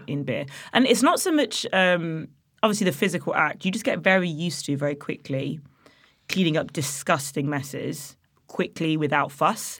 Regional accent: Nottingham, East Midlands, United Kingdom; moved away; also born or lived in Loughborough; I'm from Nottingham originally.

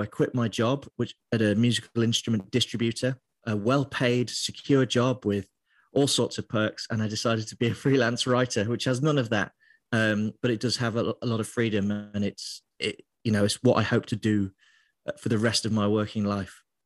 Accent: Lincoln, East Midlands, United Kingdom; moved away as an adult; also born or lived in Middlesbrough / London; now in Glasgow, United Kingdom; So I grew up in a part of England called Lincolnshire, um, so it's the east side of England, and I lived there till I was about nineteen

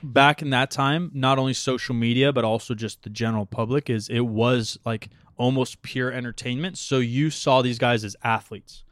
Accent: Portland, Oregon, United States; I'm from Portland

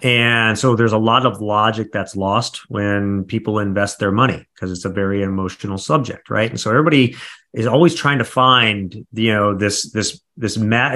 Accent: Midwest, United States; I come from the Midwest. We've got that Midwest mentality

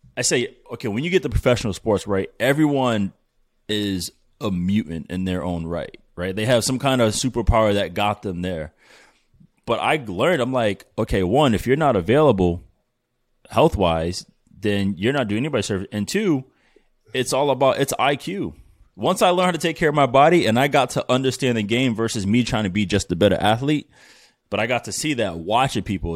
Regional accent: Providence, Rhode Island, United States; I'm from Providence

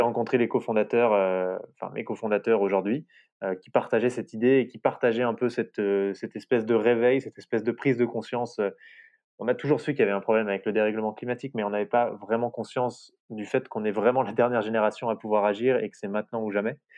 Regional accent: France; chez nous, en France

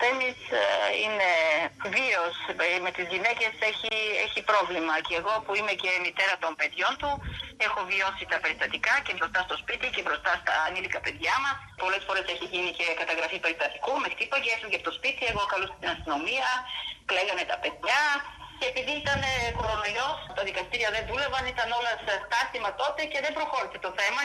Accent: Bulgaria; Greek is a second language; moved away; also born or lived in Greece; την πατρίδα μου

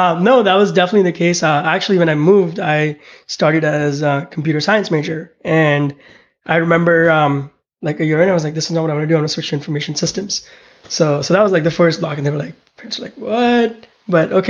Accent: India; also born or lived in Pittsburgh / Connecticut / San Francisco; now in United States; growing up in India, two of my uncles

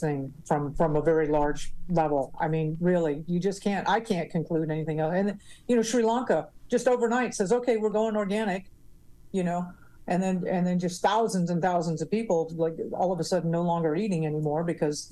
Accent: Florida, United States; moved away as an adult; now in Puerto Rico; growing up in Florida

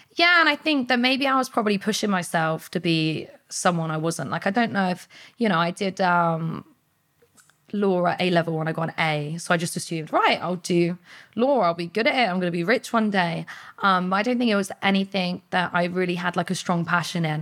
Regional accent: Portsmouth, South East England, United Kingdom; I was born in Portsmouth, like, grew up around the area

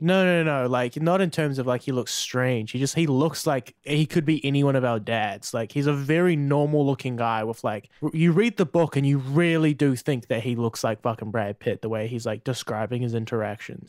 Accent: Tauranga, Bay of Plenty, New Zealand; I'm from Tauranga

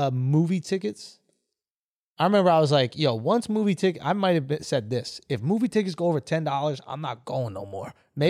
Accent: New York, United States; we're from New York

